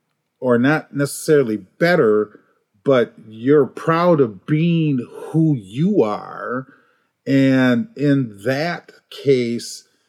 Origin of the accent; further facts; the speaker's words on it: Minneapolis, Minnesota, United States; I grew up in the projects in North Minneapolis